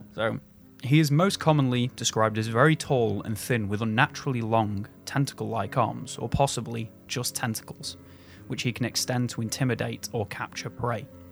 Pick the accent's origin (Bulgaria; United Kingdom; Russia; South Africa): United Kingdom; England; I'm English.